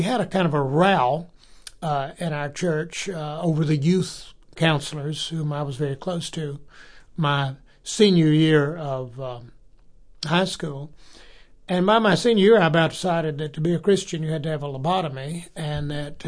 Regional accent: South Carolina, United States; I'm from South Carolina

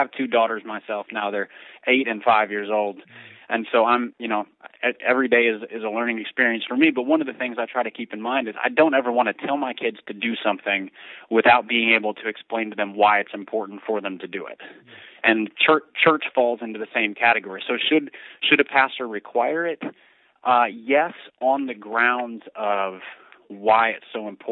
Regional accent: Minneapolis, Minnesota, United States; so I grew up in downtown Minneapolis, just a few blocks from the Metrodome where the Twins played.

